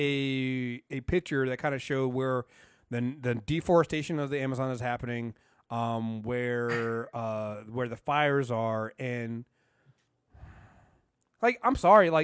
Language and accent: English; United States; I'm American